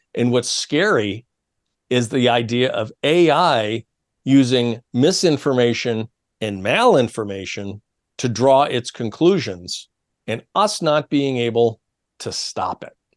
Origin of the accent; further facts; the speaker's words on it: New York, United States; my home state of new york